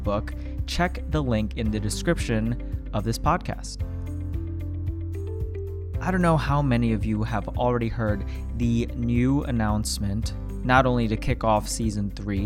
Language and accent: English; Sterling Heights, Michigan, United States; I'm from Sterling Heights, and that's Macomb County